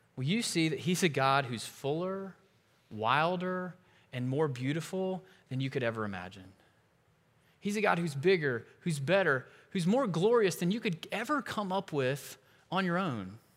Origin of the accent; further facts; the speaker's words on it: United States; As an American, especially one who's had a lot of privileges and opportunity in my life